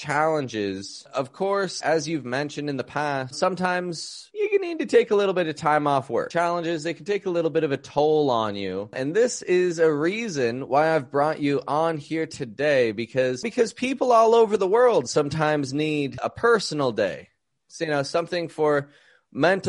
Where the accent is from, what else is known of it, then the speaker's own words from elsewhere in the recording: Toronto, Ontario, Canada; I'm from Toronto, Canada, and I teach the American accent